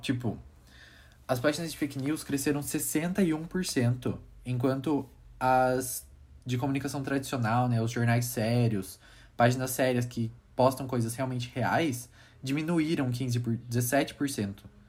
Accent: Brazil; nossa cultura brasileira

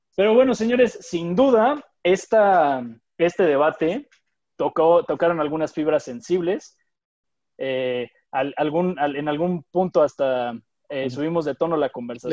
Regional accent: Mexico; somos mexicanos, orgullosamente mexicanos, amamos a nuestro México

